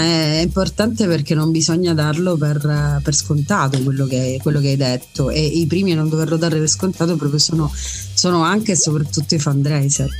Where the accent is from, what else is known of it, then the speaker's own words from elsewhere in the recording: Messina, Sicily, Italy; sono messinese